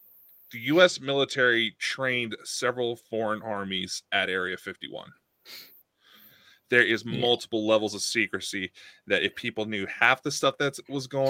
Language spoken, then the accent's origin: English; United States; speaking as an American